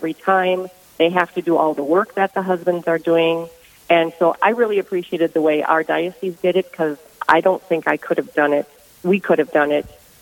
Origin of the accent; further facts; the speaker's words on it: Ortonville, Minnesota, United States; I am from Ortonville, Minnesota